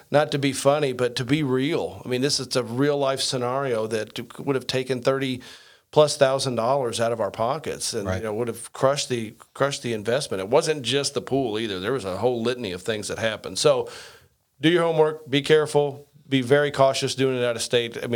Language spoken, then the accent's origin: English; Indiana, United States; I'm a redneck from Southern Indiana.